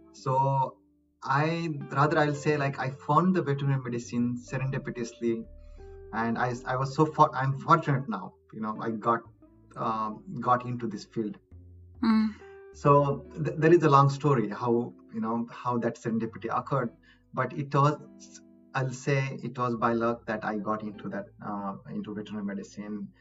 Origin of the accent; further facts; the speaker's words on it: Maharashtra, India; moved away as an adult; also born or lived in Mumbai / Gujarat / Pennsylvania, United States; now in United States; I'm from India. I'm state of Maharashtra